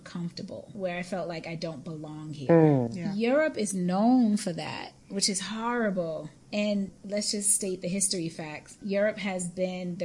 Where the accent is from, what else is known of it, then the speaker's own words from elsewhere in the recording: Boston, Massachusetts, United States; moved away; we're both from Boston